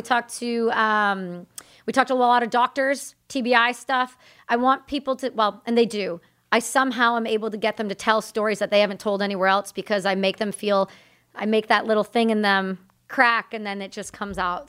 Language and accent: English; Canada; I'm Canadian